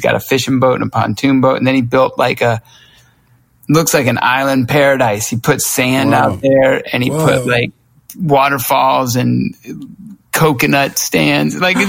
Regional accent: Lawrenceville, Georgia, United States; moved away as an adult; also born or lived in Myrtle Beach, South Carolina; when I grew up in Lawrenceville, Georgia

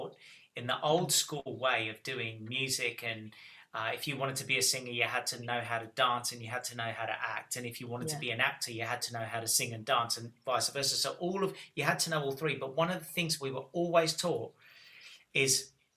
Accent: Australia; moved away as an adult; also born or lived in Cyprus (ancestry); now in England; And then we all moved to Australia when I was six. And I lived there until I was 22, 23, about that time.

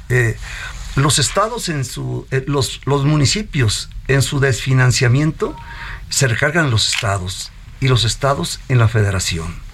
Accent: Mexico; Tal vez soy el mexicano que más ha corrido la media en salud.

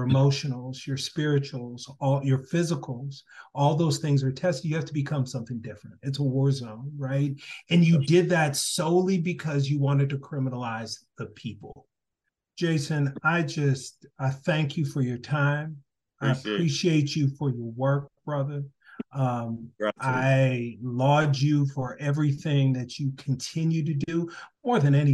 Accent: Minneapolis, Minnesota, United States; now in Kentucky, United States; I'm in Kentucky. I said, I am from Minneapolis.

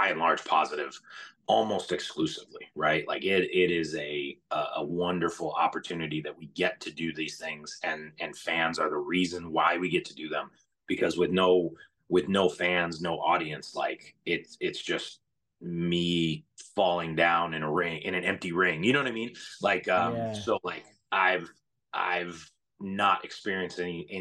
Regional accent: Cleveland, Ohio, United States; I'm born and raised in Cleveland

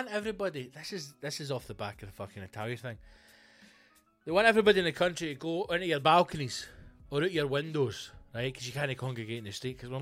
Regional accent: Scotland, United Kingdom; we're fucking Scottish

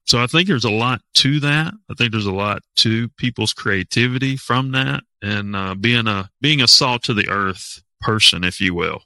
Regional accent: Waynesville, North Carolina, United States; I'm actually from Waynesville

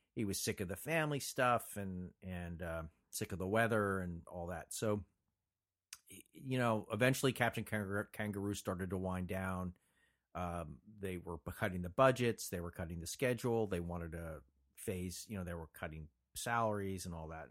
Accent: Montclair, New Jersey, United States; moved away as an adult; now in Los Angeles, United States; I was born and raised in New Jersey, lived in Los Angeles now for 35 years longer.

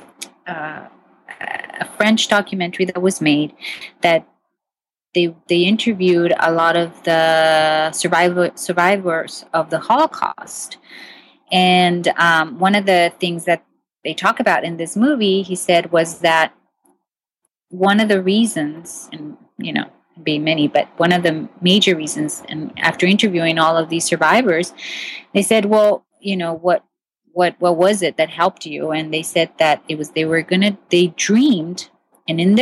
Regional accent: Mexico; moved away; I grew up my childhood, pretty much I grew up in Mexico.

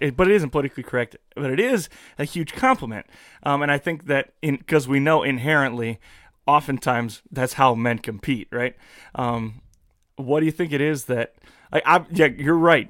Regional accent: United States; I'm an American

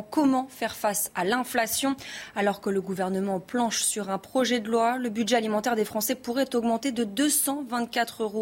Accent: Paris, Île-de-France, France; Je viens de Paris et on vient à Vélizy faire nos courses parce que c'est moins cher.

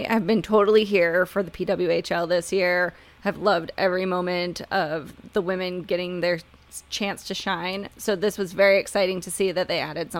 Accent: outside of Detroit, Michigan, United States; now in Tampa Bay area, United States; I grew up outside of Detroit, so I'm a big Red Wings fan, and I live in the Tampa Bay area now

